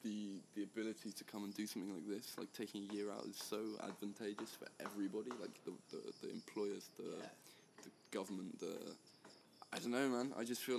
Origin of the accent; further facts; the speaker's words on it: South West England, United Kingdom; I am 19. I'm from the United Kingdom in the southwest